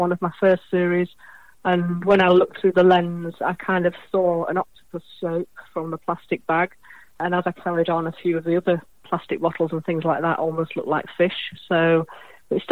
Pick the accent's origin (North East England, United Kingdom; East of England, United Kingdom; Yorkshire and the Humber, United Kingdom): Yorkshire and the Humber, United Kingdom; Hull; moved away; I'm from Hull originally on the East Coast. So as a child, I used to walk on the beaches there